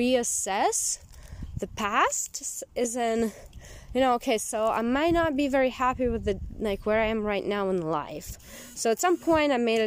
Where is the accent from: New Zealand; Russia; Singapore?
Russia; Siberia; moved away as an adult; also born or lived in Moscow, Russia; now in United States; when I left my hometown in Siberia and I moved to Moscow